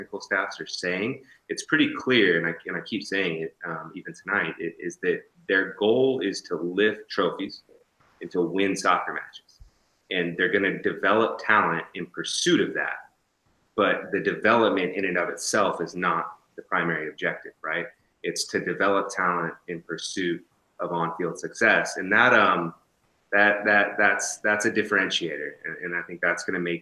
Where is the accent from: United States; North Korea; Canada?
United States; West Coast; I'm from the West Coast